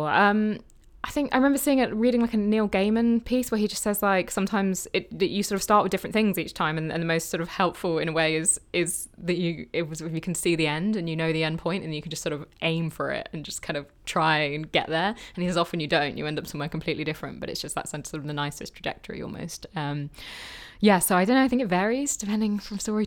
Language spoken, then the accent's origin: English; London, United Kingdom; moved away as an adult; also born or lived in Bath; I grew up in London. I was always just in London